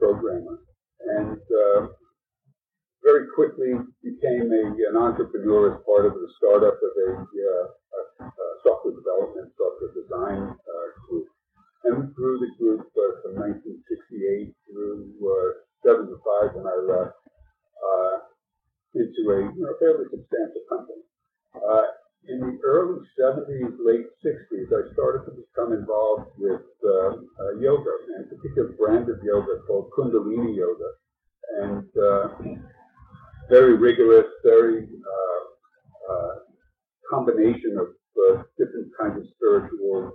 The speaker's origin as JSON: {"language": "English", "town": "New York City", "region": "New York", "country": "United States", "tie": "born or raised there", "also_born_or_lived": "Brooklyn", "said": "I was born in Brooklyn and lived by the beach until my parents had this crazy idea of moving to the suburbs, and since then grown up in and around the New York City area"}